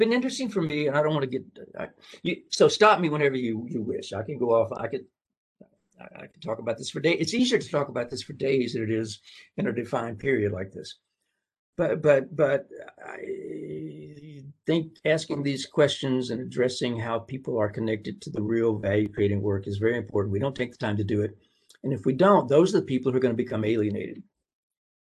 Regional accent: Tennessee, United States; moved away; I'm from Tennessee.

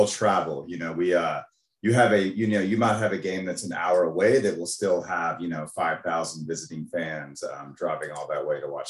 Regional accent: East Texas, United States; born or raised there

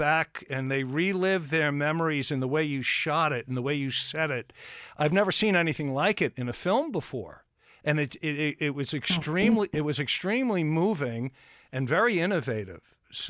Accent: Massapequa, New York, United States; also born or lived in Lindenhurst, New York; I'm originally from Massapequa, as I told Tara, and I lived in Lindenhurst for quite a while.

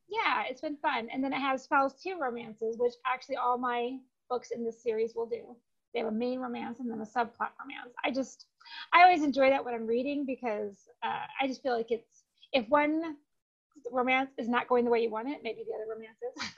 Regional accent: Spring Arbor, Michigan, United States; moved away as an adult; now in Phoenix, United States; A small town called Spring Arbor is where I grew up

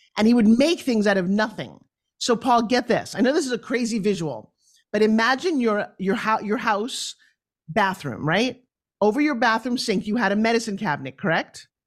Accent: New York, United States; also born or lived in Long Island; I come from New York

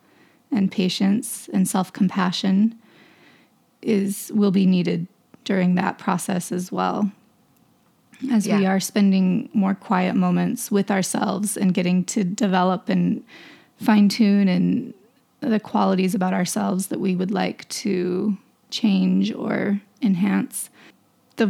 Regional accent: Idaho, United States; moved away; I'm from Idaho

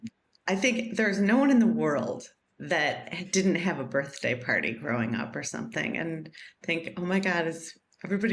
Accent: Chicago, Illinois, United States; my hometown

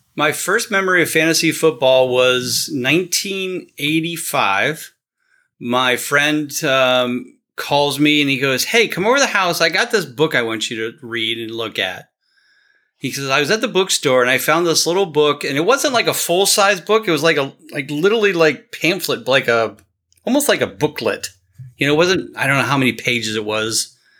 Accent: Canton, Ohio, United States; born and raised in Canton and I grew up as a child

